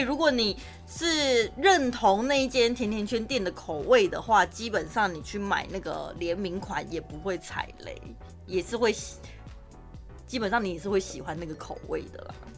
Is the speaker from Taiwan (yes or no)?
yes; Taichung, Taiwan; 身为台中人，我长这么大